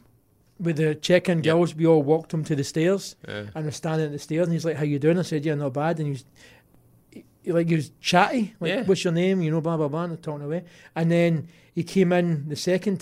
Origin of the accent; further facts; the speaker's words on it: Paisley, Scotland, United Kingdom; now in Australia; I'm from Paisley